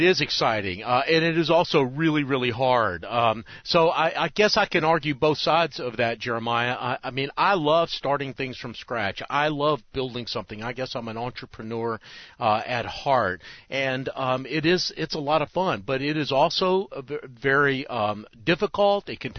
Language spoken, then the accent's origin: English; Charlotte, North Carolina, United States; I founded a Christian newspaper in Charlotte, my hometown, called the Charlotte World.